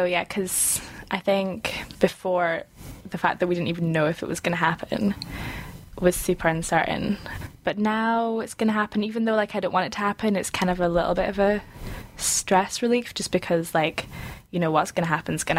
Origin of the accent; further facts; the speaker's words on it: Scotland, United Kingdom; from Scotland, as you said.